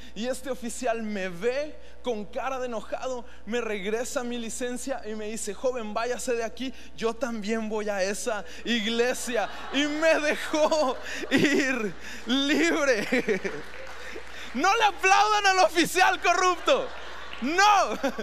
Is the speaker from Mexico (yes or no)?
yes; Mexico; nos permitió nacer en uno de los países más increíbles, cuando aquí somos mexicanos